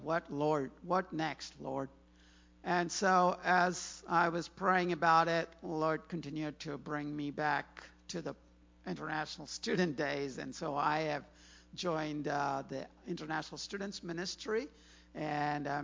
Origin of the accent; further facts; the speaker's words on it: Chennai, Tamil Nadu, India; moved away as an adult; also born or lived in Ames, Iowa / Clemson, South Carolina; now in Virginia, United States; I was an international student, came from Chennai, India